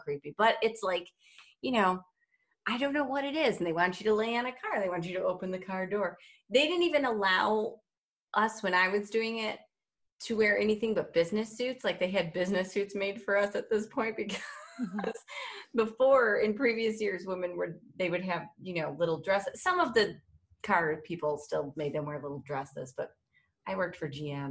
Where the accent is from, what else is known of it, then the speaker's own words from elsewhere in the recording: Detroit, Michigan, United States; I'm from Detroit